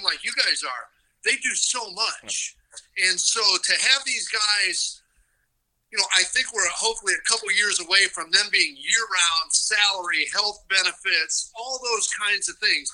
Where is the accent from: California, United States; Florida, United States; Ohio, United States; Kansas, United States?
Ohio, United States; Akron; moved away; I was actually born in Akron, Ohio, and a lifelong Cleveland Indian fan